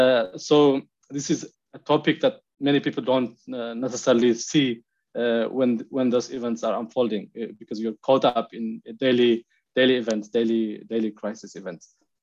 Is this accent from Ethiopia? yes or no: yes; Tigray, Ethiopia; moved away as an adult; also born or lived in Norway; so originally I am from Tigray. I was born and raised in Tigray, and I studied. And so the first time I moved out of the country was when I came to study my master's degree in Norway. So my connection to Tigray is personal.